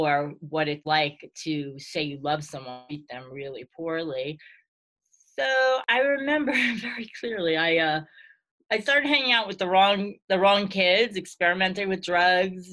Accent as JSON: {"language": "English", "town": "New York City", "region": "New York", "country": "United States", "tie": "born or raised there"}